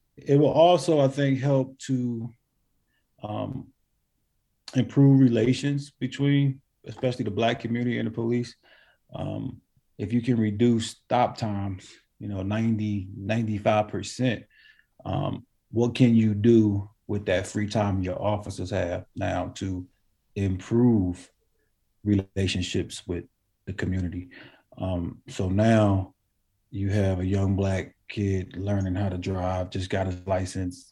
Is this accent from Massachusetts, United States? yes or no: no; New Jersey, United States; moved away; I'm from New Jersey originally